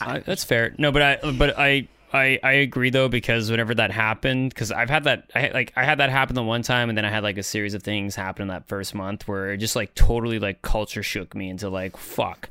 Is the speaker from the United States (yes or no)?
no; Canada; now in Netherlands